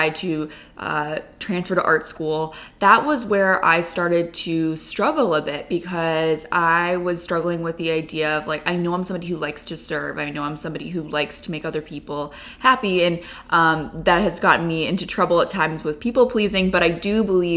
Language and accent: English; Chicago, Illinois, United States; I'm a painter who was born and raised in Chicago